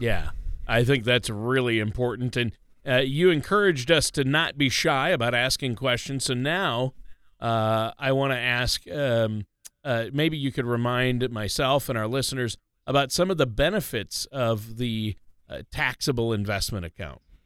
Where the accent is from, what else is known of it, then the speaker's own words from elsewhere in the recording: Minnesota, United States; growing up in Minnesota